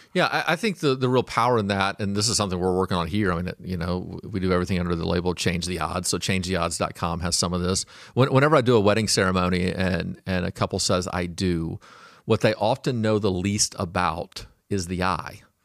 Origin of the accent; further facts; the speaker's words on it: Fort Smith, Arkansas, United States; now in Auburn, California, United States; I was born in Fort Smith, Arkansas